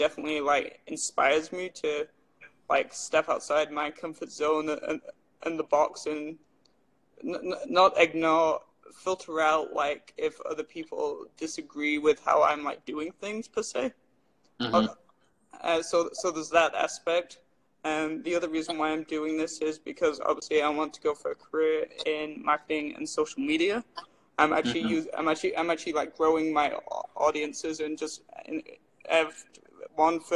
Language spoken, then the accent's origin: English; England, United Kingdom; now in Red Deer, Canada; I'm from England